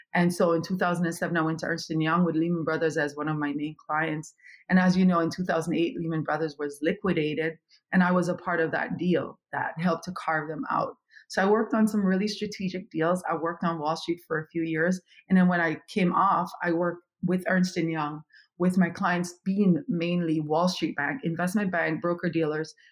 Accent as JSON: {"language": "English", "town": "Kingston", "country": "Jamaica", "tie": "born or raised there", "also_born_or_lived": "Europe", "moved": "as an adult", "lives_now": "United States", "said": "I am originally from Kingston, Jamaica"}